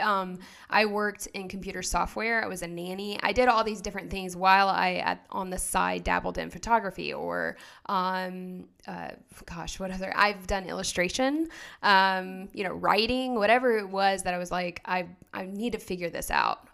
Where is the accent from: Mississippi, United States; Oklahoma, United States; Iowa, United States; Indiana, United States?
Oklahoma, United States; moved away as an adult; also born or lived in North Carolina; now in Phoenix, United States; I'm originally from Oklahoma, um, and we were I, both of us were kind of born and raised out there.